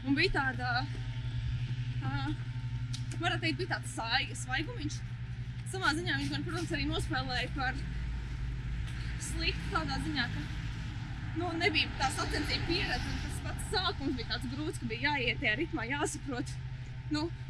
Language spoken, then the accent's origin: Latvian; Riga, Latvia; also born or lived in Alūksne; Principā no Rīgas.